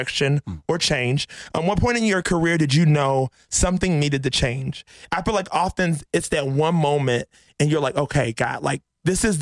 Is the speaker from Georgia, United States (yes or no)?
yes; Georgia, United States; I'm from Georgia